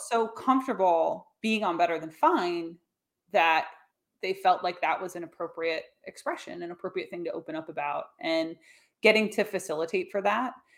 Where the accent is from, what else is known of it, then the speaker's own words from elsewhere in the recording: United States; my hometown where I now live, about three hours north of the city